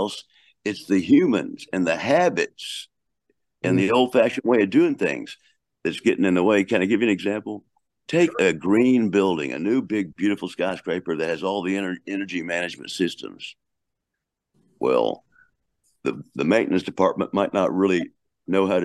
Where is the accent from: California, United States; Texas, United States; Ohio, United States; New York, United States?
Texas, United States; I'm from Texas